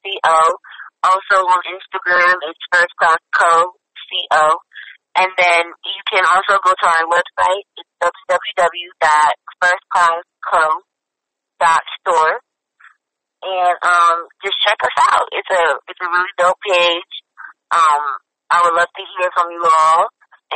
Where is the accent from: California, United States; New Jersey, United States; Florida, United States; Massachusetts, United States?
New Jersey, United States; now in Atlanta, United States